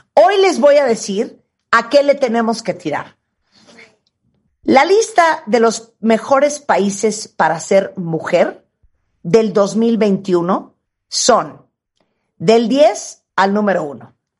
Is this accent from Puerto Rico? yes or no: no; Mexico